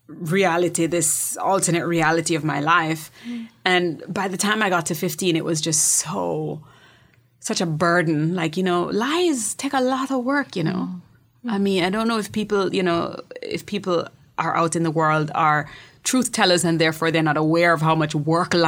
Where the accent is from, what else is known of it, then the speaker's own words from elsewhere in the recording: Montego Bay, Jamaica; also born or lived in Kingston, Jamaica; I was born in Montego Bay